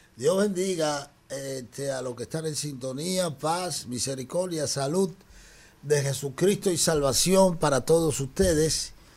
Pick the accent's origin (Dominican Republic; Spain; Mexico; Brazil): Dominican Republic; nosotros aquí somos dique dominicanos